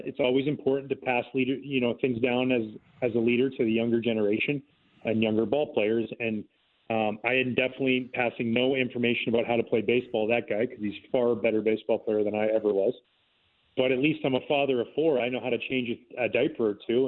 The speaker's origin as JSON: {"language": "English", "town": "Gibsons", "region": "British Columbia", "country": "Canada", "tie": "born or raised there", "moved": "yes", "said": "I grew up in a little town outside of Vancouver called Gibson's, uh, the Sunshine Coast"}